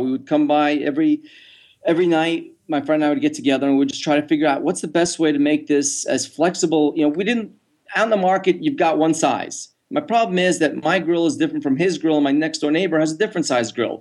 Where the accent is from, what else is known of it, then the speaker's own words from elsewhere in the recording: New York, United States; moved away; I was from New York